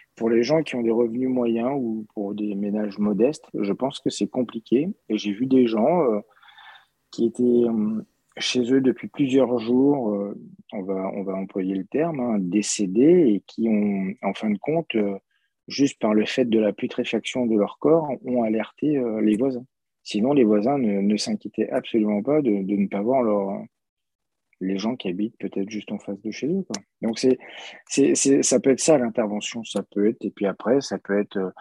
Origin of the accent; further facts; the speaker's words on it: Paris, Île-de-France, France; moved away as an adult; now in Châteaurenard, France; je suis un Parisien, vrai Parisien, né à Paris, scolarisé à Paris